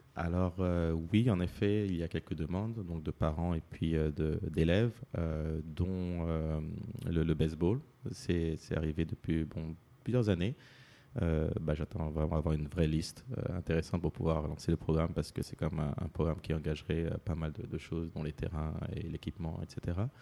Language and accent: French; Paris, Île-de-France, France; moved away; je suis né à Paris, d'origine martiniquaise